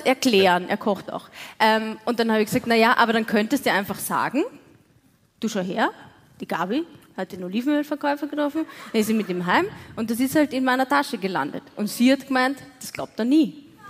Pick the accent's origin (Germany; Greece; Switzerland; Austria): Austria; Waldviertel, Lower Austria; ich komme aus dem Waldviertel